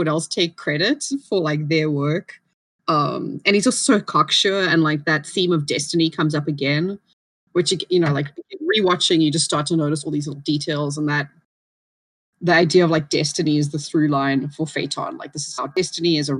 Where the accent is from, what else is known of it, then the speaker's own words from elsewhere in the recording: South Africa; as a South African, I do kind of want to apologize